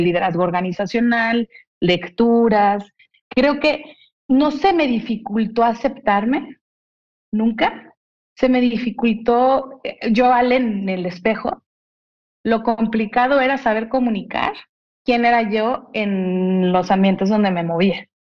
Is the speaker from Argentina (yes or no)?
no; Mexico; soy una mujer mexicana